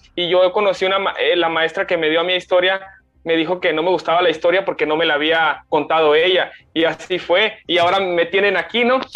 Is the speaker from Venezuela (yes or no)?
no; Mexico; nosotros como, como, como, eh, como jóvenes eh, y como mexicanos